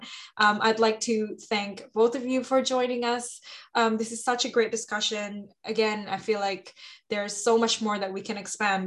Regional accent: Jakarta, Indonesia; I'm from Jakarta, Indonesia

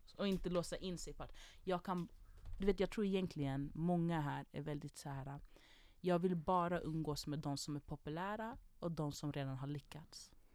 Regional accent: Jordbro, Stockholm County, Sweden; jag kom från Jordbro, vi har inte värsta orten

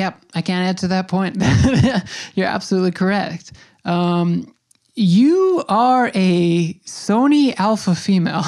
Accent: New York, United States; I'm a dude from New York.

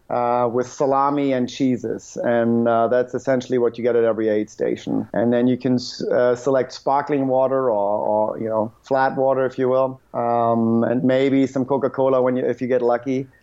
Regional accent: Northern Germany, Germany; moved away as an adult; now in Huntsville, Alabama, United States; originally I'm from Germany, northern Germany, which is actually pretty flat.

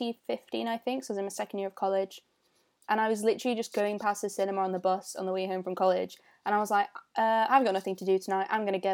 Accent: Stockport, North West England, United Kingdom; and I'm from Stockport.

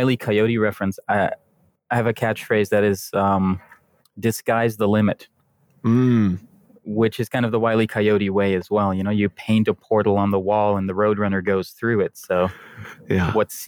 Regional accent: Netherlands; first language Dutch; English is a second language; I'm from the Netherlands, so English is actually my second language.

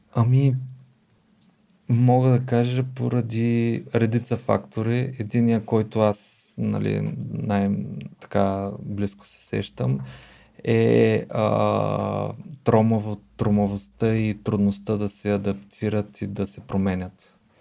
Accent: Bulgaria; това ни обославя като българи с идентичност

